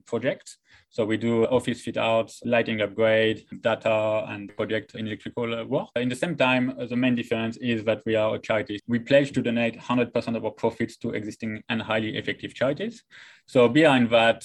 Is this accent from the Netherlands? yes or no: no; France; moved away as an adult; also born or lived in Taiwan / Christchurch, New Zealand; now in Australia; I'm from France